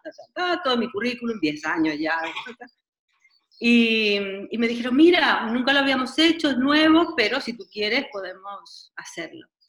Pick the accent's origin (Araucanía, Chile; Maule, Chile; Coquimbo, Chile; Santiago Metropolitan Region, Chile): Santiago Metropolitan Region, Chile; Santiago; moved away as an adult; also born or lived in Catalonia / Switzerland / Turkey; soy chilena, nací en Chile y comencé mis estudios de danza a los nueve años de edad en el Teatro Municipal en Santiago de Chile